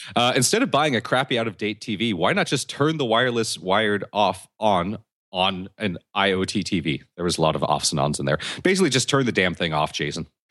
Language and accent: English; United States; I'm American